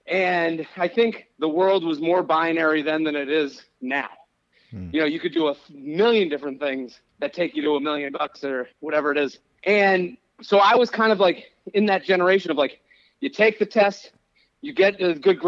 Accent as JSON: {"language": "English", "town": "Needham", "region": "Massachusetts", "country": "United States", "tie": "born or raised there", "also_born_or_lived": "Pennsylvania", "moved": "as an adult", "lives_now": "New York City, United States", "said": "So I grew up outside of Boston."}